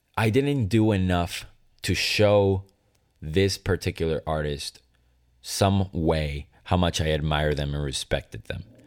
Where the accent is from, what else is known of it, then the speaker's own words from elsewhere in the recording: Venezuela; moved away; Growing up in Venezuela